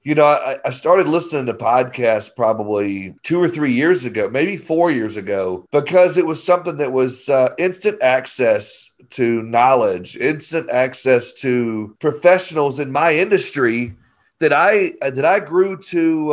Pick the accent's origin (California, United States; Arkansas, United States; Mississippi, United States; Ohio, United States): Arkansas, United States; I'm just from Arkansas